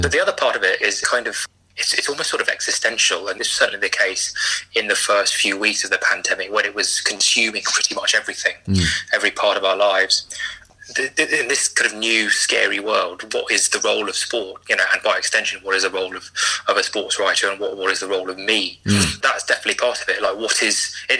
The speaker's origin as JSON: {"language": "English", "region": "London", "country": "United Kingdom", "tie": "born or raised there", "said": "I grew up in in West London, which is about as far from a rugby league heartland as, as you could possibly imagine"}